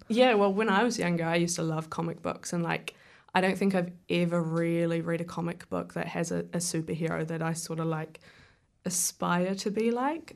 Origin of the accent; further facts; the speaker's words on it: Wellington, New Zealand; I grew up in Murrumurrah, so I was sorta surrounded by the creation of films. Like, Peter Jackson lived over the hill